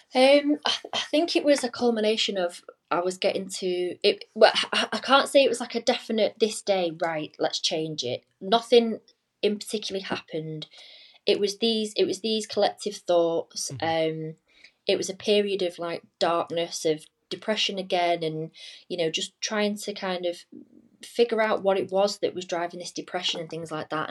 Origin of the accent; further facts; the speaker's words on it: just outside Manchester, Cheshire, North West England, United Kingdom; now in Leeds, United Kingdom; I'm originally from um, just outside Manchester, like Cheshire